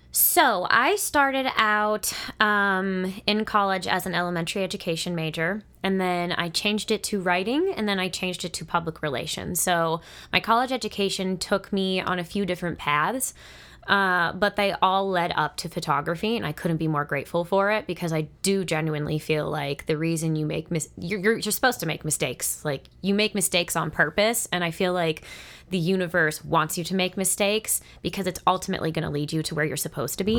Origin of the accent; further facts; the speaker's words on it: Monroeville, United States; moved away; I grew up in the Monroeville area. I lived there for thirteen years